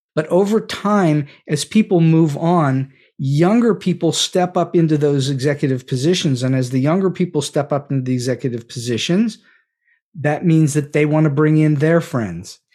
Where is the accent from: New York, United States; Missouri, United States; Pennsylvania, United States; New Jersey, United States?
Pennsylvania, United States; Pittsburgh; moved away as an adult; Point Park University in Pittsburgh, which is where I grew up. This is my hometown